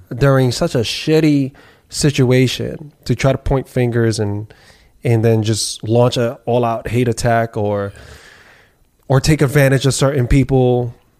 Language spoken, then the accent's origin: English; New York City, New York, United States; born and raised, bred here